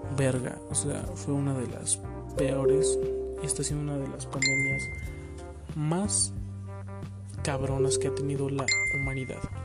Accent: Ixtapaluca, State of Mexico, Mexico; yo soy de aquí de México, güey. Del hermoso municipio de Ixtapaluca

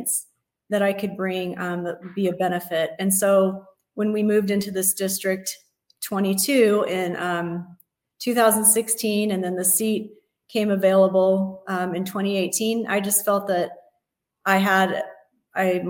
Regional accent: Las Vegas, Nevada, United States; I was born and raised here in Las Vegas

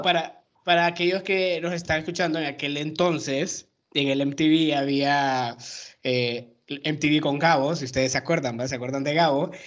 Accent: Honduras; moved away as an adult; now in Mexico; yo llevo cinco años en México, soy hondureño

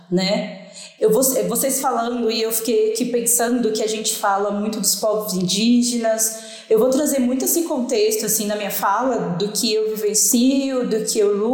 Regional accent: Piauí, Brazil; now in Brasília, Brazil; eu sou nordestina, mas moro em Brasília, então eu falo ainda de uma perspectiva de alguém que morou um tempo no Nordeste, no Piauí, mas que morou boa parte da vida aqui.

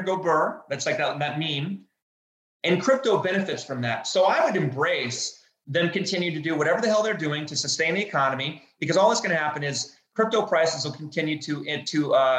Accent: United States; I'm an American

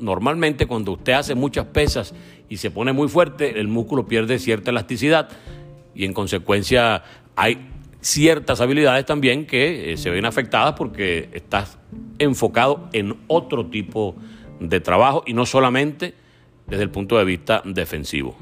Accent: Venezuela; como venezolano

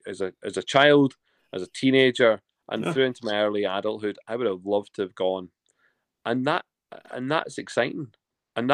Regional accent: Lanark, Scotland, United Kingdom; where I'm from in Scotland, a lovely little place, just outside a lovely little town called Lanark.

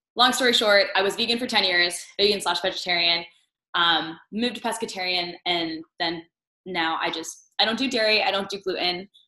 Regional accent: Northern Virginia, United States; moved away as an adult; I'm originally from the East Coast. I grew up outside of DC in Northern Virginia

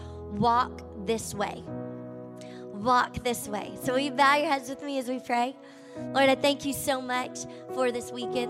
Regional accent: Shreveport, Louisiana, United States; accent: southern; moved away as an adult; now in Miami, United States; I'm from Shreveport, Louisiana. Can you tell at all? I've got this southern accent that doesn't seem to leave me, even though I've been in Miami for 13 years

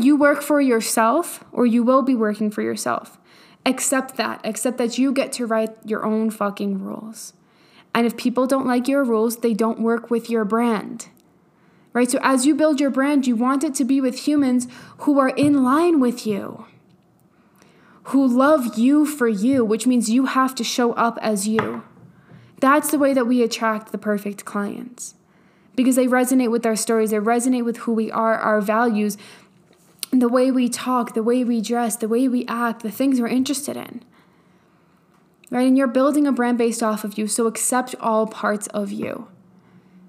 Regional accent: New York, United States; I am from New York.

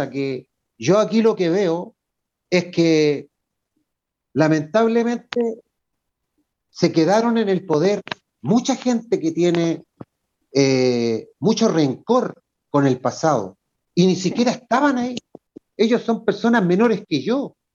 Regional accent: Chile; Entonces, ¿por qué yo como chileno voy a copiar algo que está malo? Nosotros llevamos más de 40 años con una carta magna.

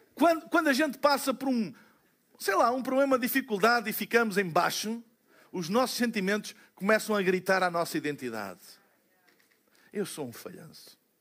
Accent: Portugal; nós somos, como portugueses

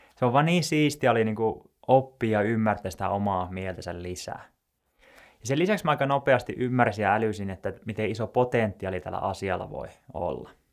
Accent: Joensuu, North Karelia, Finland; moved away as an adult; also born or lived in Tampere; mä oon Joensuusta kotoisin ja mä muutin tuonne Tampereelle sitten opiskelujen perässä

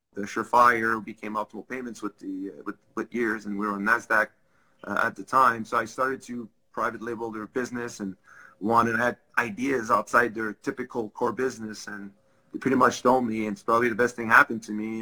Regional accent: Laval, Quebec, Canada; first language French; English is a second language; I grew up in Laval. Um, both of my parents do not speak English

